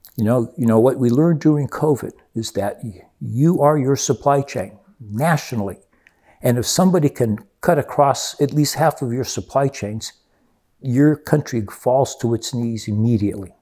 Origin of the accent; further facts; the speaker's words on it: Rio de Janeiro, Brazil; moved away; I grew up with that in Rio de Janeiro.